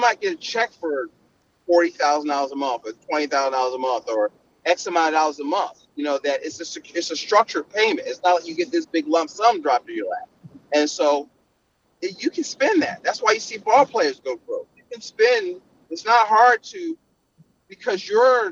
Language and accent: English; Philadelphia, Pennsylvania, United States; I'm from Philly